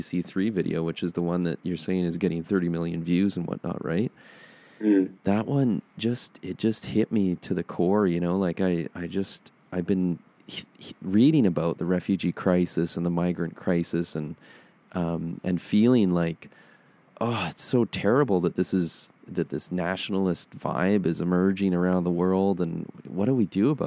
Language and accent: English; Canada; also born or lived in Chile; I went from being this Canadian boy to suddenly being this scrappy, young Chileno on the streets